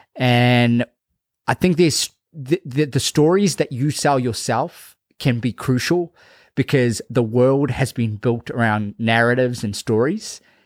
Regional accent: Fiji; moved away; after going to Fiji, spending some time in my hometown

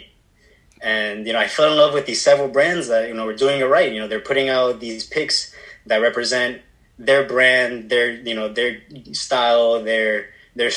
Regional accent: Miami, Florida, United States; I was born and raised in Miami, Florida

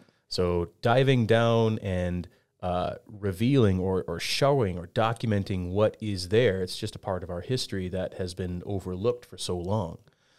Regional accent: Flathead Valley, Montana, United States; I grew up here in the Flathead

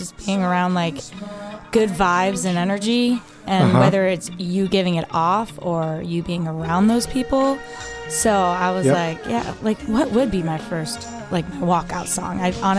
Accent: Waterford, Connecticut, United States; It was in, like, my hometown. Like, they came to Waterford Beach to play like, huge summer concert in, like, 2001.

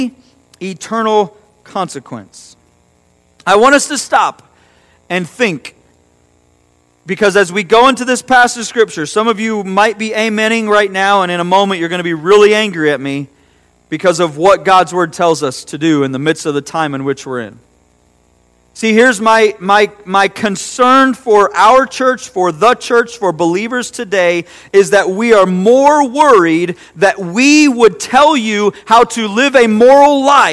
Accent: United States; as an American Christian

